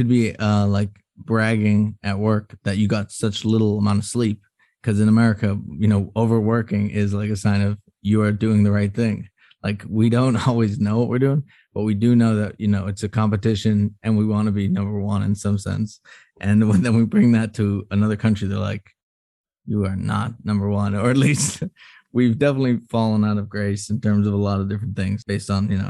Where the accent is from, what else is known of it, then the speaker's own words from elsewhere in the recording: Boston, Massachusetts, United States; But since I grew up in the Boston area, which is where there are a lot of Irish Catholics.